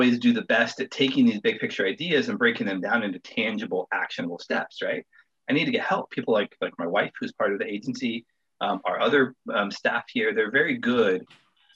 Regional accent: Wyoming, United States; moved away; also born or lived in Colorado; My wife and I were both born and raised in Wyoming, and so we have all of our family back there

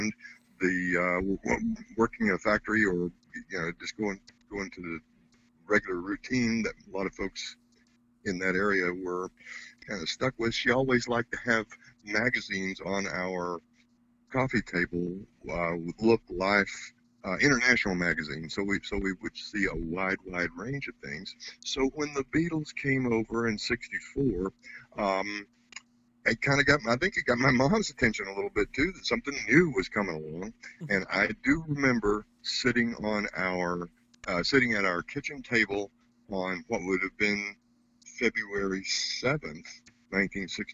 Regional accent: Bristol, Tennessee, United States; my hometown is Bristol, Tennessee, up in the Appalachian Mountains

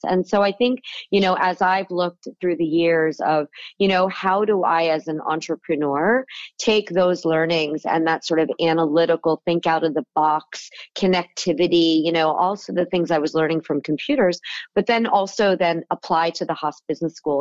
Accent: South Florida, United States; moved away as an adult; also born or lived in California; the kid with the lemonade stand growing up in Florida

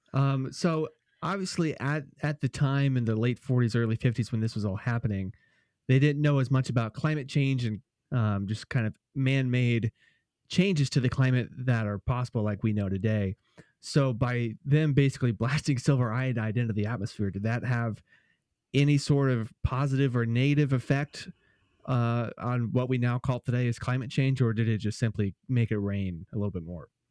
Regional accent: Anderson, Indiana, United States; I grew up in Anderson, Indiana, which is about forty-five minutes northeast of, of Indianapolis

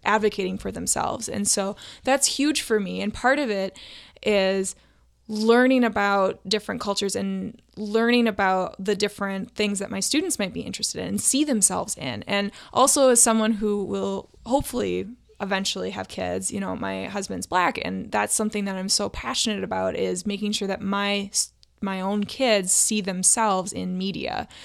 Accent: Duluth, Minnesota, United States; now in Saint Paul, United States; I grew up in Duluth, Minnesota

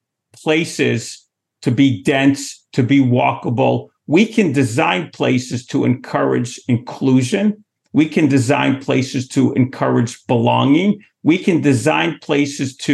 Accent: New York City, New York, United States; I'm from Manhattan

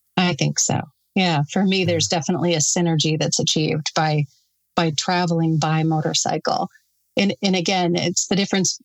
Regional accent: Sturgis, South Dakota, United States; also born or lived in Custer, South Dakota; I grew up in Sturgis. I was born and raised in Sturgis

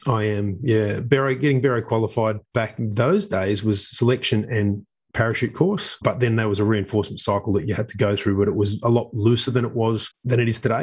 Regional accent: Sydney, New South Wales, Australia; I grew up in Epping, which is northwest of Sydney

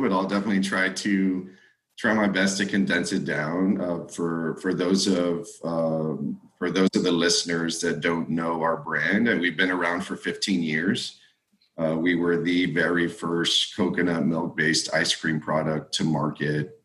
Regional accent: South Texas, United States; grew up in South Texas from a family who speaks both Spanish and English

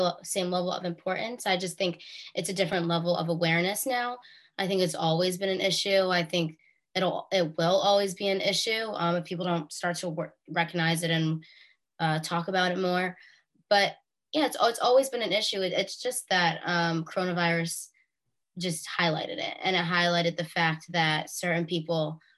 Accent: Bergen County, New Jersey, United States; we're both from Bergen County, New Jersey.

